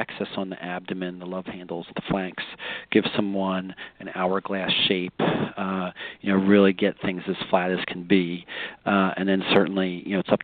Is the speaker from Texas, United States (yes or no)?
no; Pennsylvania, United States; now in Sarasota, United States; I'm originally from Pennsylvania